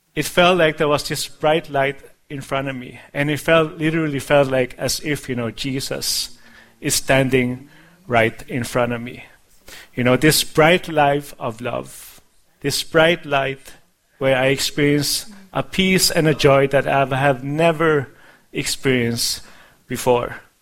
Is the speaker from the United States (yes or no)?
no; Denmark; moved away; when I was a child, uh, growing up in Denmark